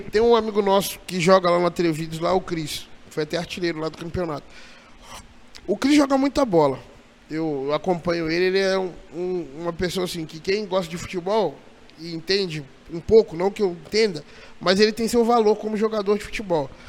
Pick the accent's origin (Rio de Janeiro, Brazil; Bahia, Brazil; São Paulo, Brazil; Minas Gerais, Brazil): Minas Gerais, Brazil; Juiz de Fora; now in Jundiaí, Brazil; eu sou de Juiz de Fora.